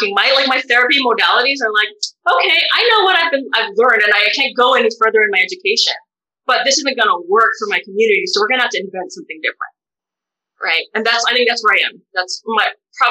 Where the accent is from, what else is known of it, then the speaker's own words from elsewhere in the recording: United States; As a Filipino-American bisexual woman